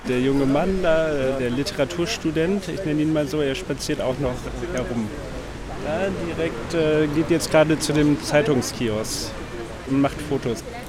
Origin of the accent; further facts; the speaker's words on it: Germany; moved away as an adult; now in Paris, France; ich komme aus Deutschland